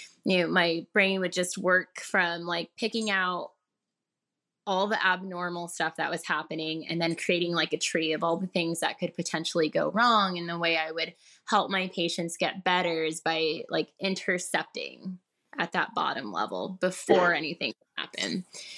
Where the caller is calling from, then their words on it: Murrieta, California, United States; I am calling from California, Southern California. I live in a city called Murrieta.